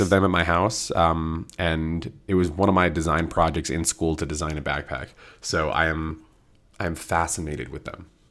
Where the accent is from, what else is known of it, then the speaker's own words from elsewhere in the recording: East Coast, United States; moved away as an adult; now in Colorado, United States; where I grew up in the East Coast